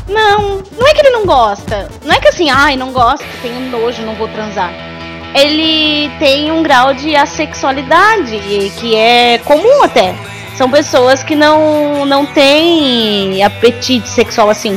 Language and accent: Portuguese; São Paulo, Brazil; moved away as an adult; also born or lived in southern Brazil; Eu peguei e me mudei pro sul, eu sou de São Paulo, não sou daqui.